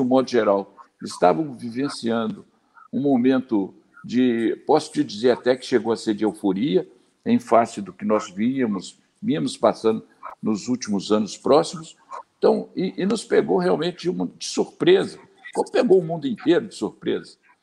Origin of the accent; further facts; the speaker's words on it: Zona da Mata, Minas Gerais, Brazil; also born or lived in Botelhos, Minas Gerais; sou da Zona da Mata